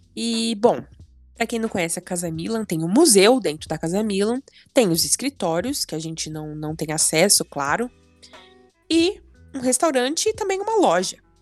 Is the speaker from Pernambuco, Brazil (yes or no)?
no; São Paulo, Brazil; como brasileira, como paulista